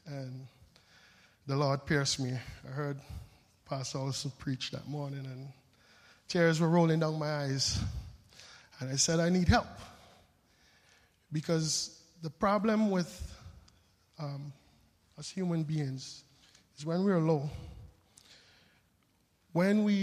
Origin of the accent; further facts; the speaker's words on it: St. Vincent & Grenadines; moved away; also born or lived in Frankfurt; I'm from the Caribbean, born on a little island called St. Vincent